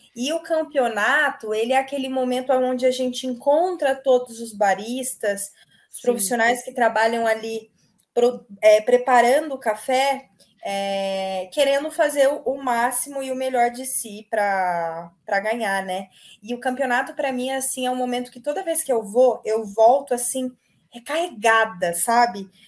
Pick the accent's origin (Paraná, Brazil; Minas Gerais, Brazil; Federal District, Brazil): Minas Gerais, Brazil; minha família é toda é mineira, eu nasci em Minas